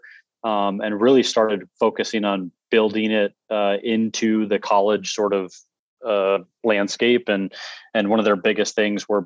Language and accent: English; Red Wing, Minnesota, United States; now in North Carolina, United States; My co-founder, best friend, and I grew up in Red Wing